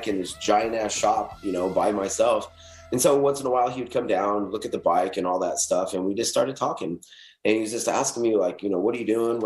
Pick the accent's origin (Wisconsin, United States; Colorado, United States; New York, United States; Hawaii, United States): Colorado, United States; also born or lived in Wyoming; So I lived in Colorado for most of my life. I was born in Wyoming, moved to Colorado.